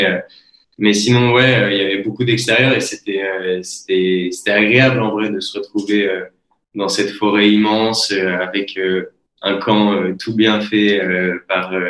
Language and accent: French; Belgium; now in Montpellier, France; qui ai l'habitude maintenant de vivre à Montpellier et de dire aux gens, je suis belge